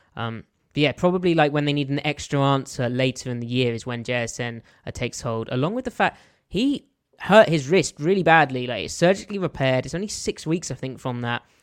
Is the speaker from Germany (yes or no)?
no; south of England, United Kingdom; accent: English; I am not a Geordie. I, I'm from the south of England.